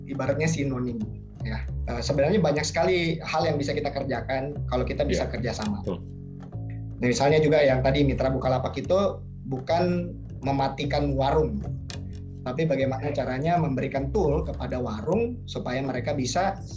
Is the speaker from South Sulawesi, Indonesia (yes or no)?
yes; Makassar, South Sulawesi, Indonesia; saya ini lahir di Makassar ya. Jadi di kota Makassar eh, tahun 79.